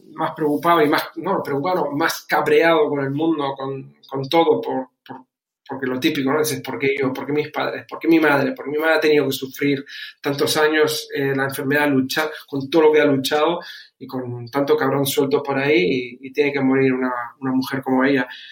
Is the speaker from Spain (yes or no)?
yes; Canary Islands, Spain; moved away as an adult; also born or lived in Germany; now in Bucharest, Romania; he criado, como dijiste, dijiste, desde los 11 en, España, concretamente en Canarias. De ahí mi, mi acento